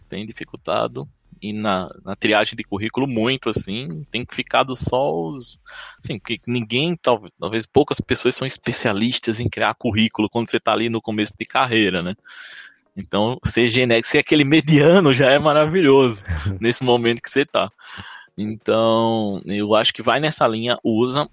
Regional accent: Paraíba, Brazil; accent: Paraíba; Eu sou paraibano, então tenho esse sotaque aqui

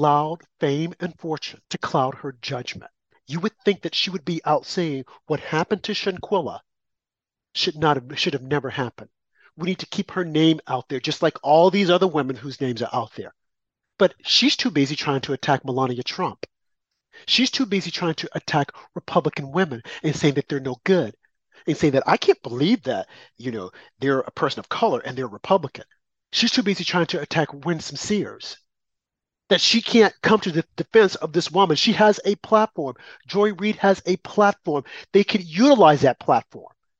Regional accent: the South, United States; I'm from the South

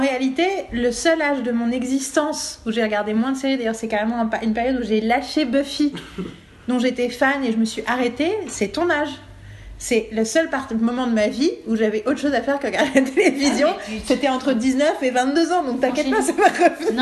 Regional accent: France

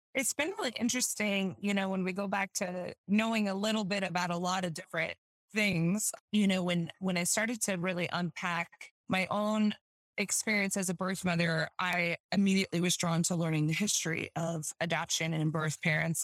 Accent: Utah, United States; I'm from Utah, born and raised, um, live here now still

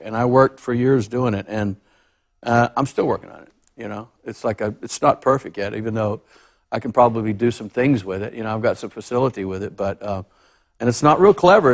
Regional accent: Texas, United States; I grew up in Texas

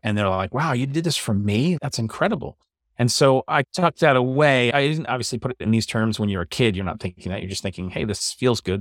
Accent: New York City, New York, United States; moved away as an adult; also born or lived in Long Island; now in New Jersey, United States; I grew up in New York and Staten Island, and I've pretty much stayed around this area. I was on Staten Island for most of my life

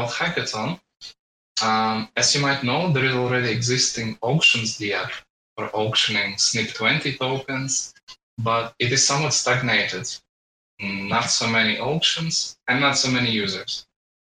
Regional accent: Latvia; I'm from Latvia

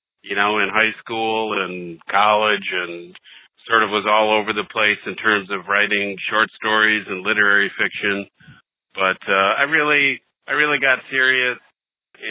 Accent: Wisconsin, United States; moved away as an adult; now in Detroit, United States; I was born and raised in Wisconsin, moved to Detroit, Michigan back in 2000.

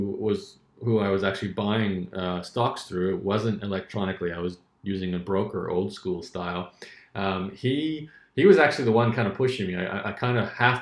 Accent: Australia; where I was growing up in Australia, it wasn't a lot of money

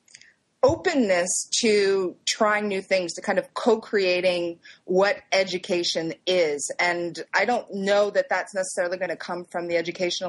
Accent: Canada; now in United States; I am an American, but I did go to school in Canada

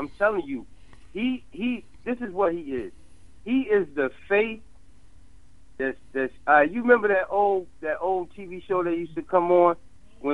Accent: North New Jersey, United States; You know, I'm from North New Jersey

